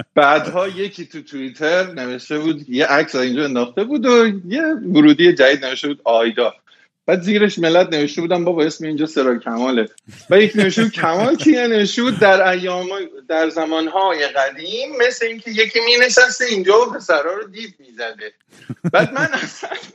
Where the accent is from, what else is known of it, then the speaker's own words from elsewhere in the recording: Tehran, Tehran Province, Iran; moved away as an adult; now in United States; توی تهران بزرگ شدم و رفتم حالا به قول شما شریف و بعدش دیگه 23 سالگی اومدم آمریکا